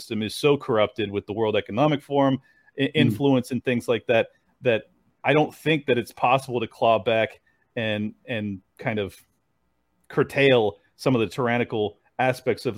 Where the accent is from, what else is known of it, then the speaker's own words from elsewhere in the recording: California, United States; moved away as an adult; now in Florida, United States; I was born and raised in California